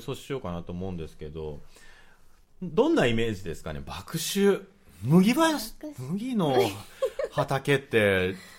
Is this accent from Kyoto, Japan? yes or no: no; Tokyo, Japan; 東京生まれ東京育ち